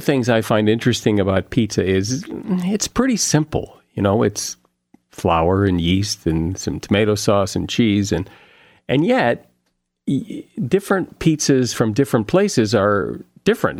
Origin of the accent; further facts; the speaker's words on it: Connecticut, United States; I grew up in the Northeast in Connecticut